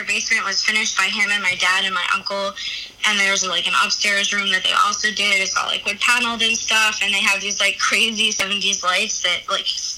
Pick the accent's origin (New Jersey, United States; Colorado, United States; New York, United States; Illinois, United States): New York, United States; Valley Stream; I grew up in Valley Stream in the house that my dad grew up